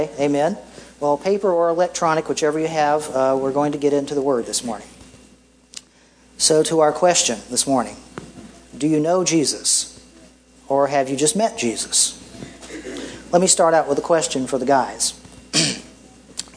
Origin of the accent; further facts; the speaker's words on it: Greer, South Carolina, United States; my hometown of Greer, South Carolina